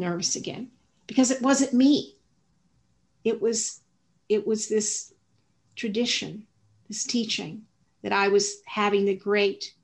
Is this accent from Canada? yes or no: no; the South, United States; I grew up in the South